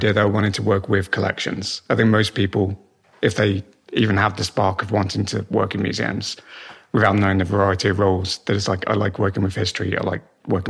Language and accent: English; Black Country, West Midlands, United Kingdom; I grew up in the Black Country